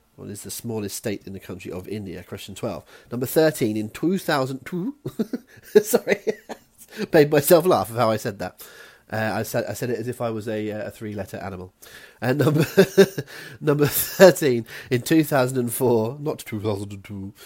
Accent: West Country, South West England, United Kingdom; accent: West Country; my West Country accent

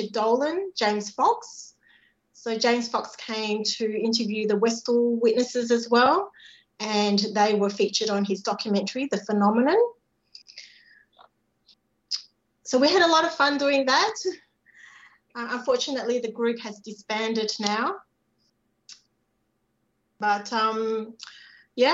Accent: Singapore; I was born in Singapore

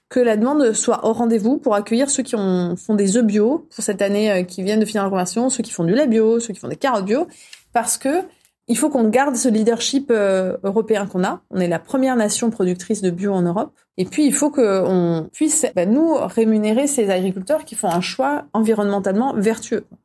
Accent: France; On est français

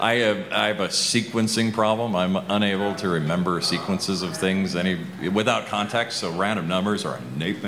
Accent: Montana, United States; I was raised in Montana.

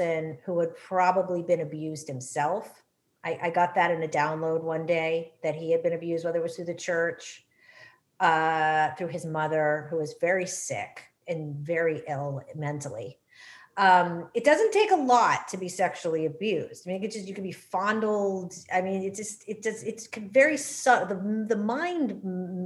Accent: New England, United States; growing up in that generation and growing up in New England

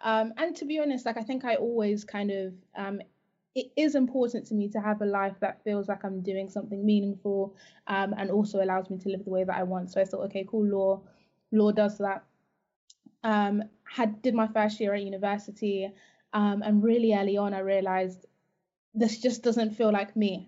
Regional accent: Zimbabwe; now in United Kingdom; I actually I'm from Zimbabwe

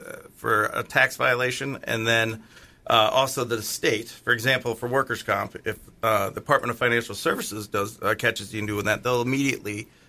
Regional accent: Pennsylvania, United States; moved away; that's my home state

